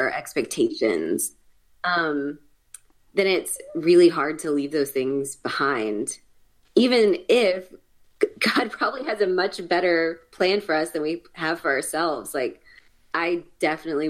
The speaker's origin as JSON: {"language": "English", "town": "Tallahassee", "region": "Florida", "country": "United States", "tie": "born or raised there", "also_born_or_lived": "Texas", "moved": "as an adult", "said": "I grew up in Tallahassee, Florida."}